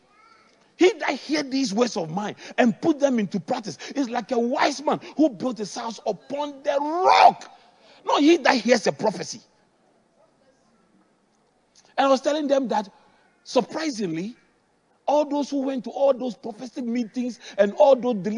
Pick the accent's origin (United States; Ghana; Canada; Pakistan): Ghana; Accra, Greater Accra; I grew up in Adabraka